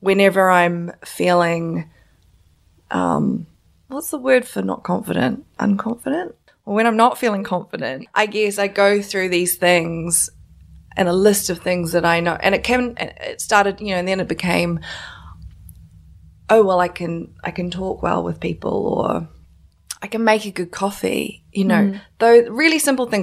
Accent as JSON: {"language": "English", "region": "South Island", "country": "New Zealand", "tie": "born or raised there", "also_born_or_lived": "China (ancestry)", "moved": "yes", "said": "I'm Chinese, so my parents are from China, but I was born in New Zealand"}